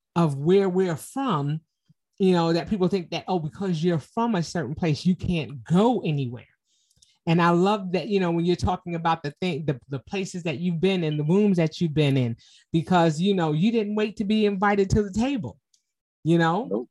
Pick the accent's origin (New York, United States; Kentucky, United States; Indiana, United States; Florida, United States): New York, United States; New York City; I'm from Harlem